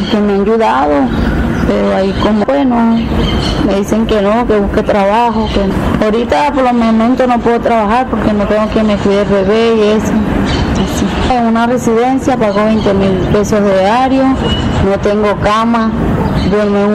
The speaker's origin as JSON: {"language": "Spanish", "country": "Venezuela", "moved": "yes", "said": "A pie, yo me vine a pie de Venezuela a pie, con mi hijo."}